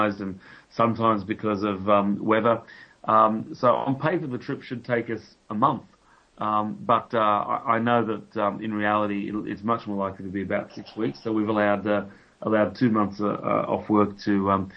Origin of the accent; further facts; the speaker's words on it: Australia; moved away as an adult; now in United Kingdom; I'm Australian, as you may be able to detect from my stupid accent